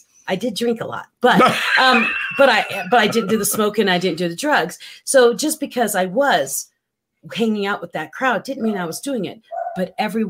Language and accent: English; Central Luzon, Philippines; Well, I grew up in the Philippines